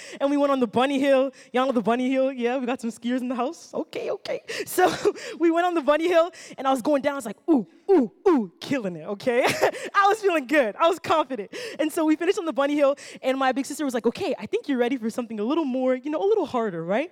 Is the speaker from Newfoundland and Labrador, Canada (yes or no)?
no; Ottawa, Ontario, Canada; I actually grew up right here in Ottawa, and I grew up in the South Side